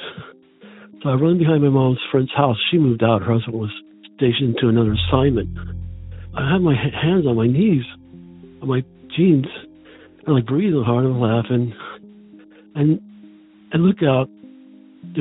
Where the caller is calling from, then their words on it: Pennsylvania, United States; also born or lived in Charleston, Maine; I'm calling from Pennsylvania.